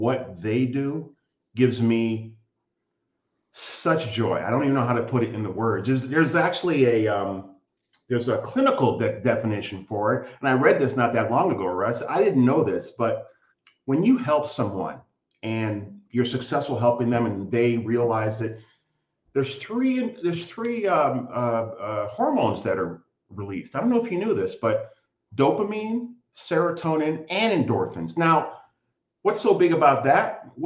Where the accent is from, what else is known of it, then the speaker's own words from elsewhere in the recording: United States; moved away as an adult; now in Canada; I'm an American living in Canada. I've lived here for 21 years now